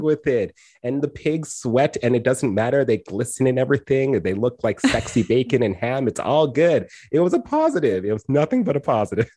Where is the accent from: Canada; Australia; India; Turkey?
Canada; Edmonton, Alberta; I grew up in Edmonton and West Edmonton Mall